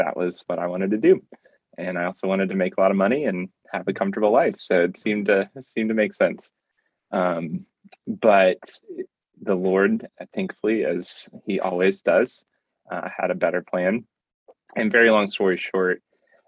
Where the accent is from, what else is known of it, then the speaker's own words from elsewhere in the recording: outside of Columbia, South Carolina, United States; I grew up in South Carolina, outside of Columbia